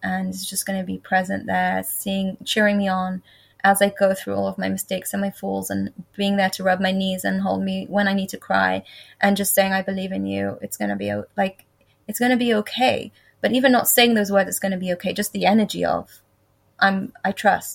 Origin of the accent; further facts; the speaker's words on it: England, United Kingdom; when I went into high school at the age of 11, in England